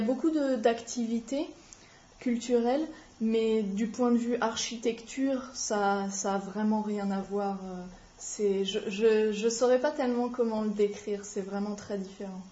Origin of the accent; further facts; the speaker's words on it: France; moved away as an adult; now in Melbourne, Australia; chez moi, en France, euh, avec mes parents